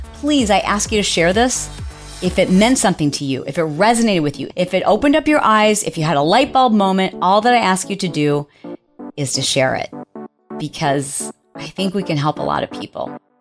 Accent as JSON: {"language": "English", "town": "Detroit", "region": "Michigan", "country": "United States", "said": "I am from Detroit, and a hoopty is what we refer to as your first car"}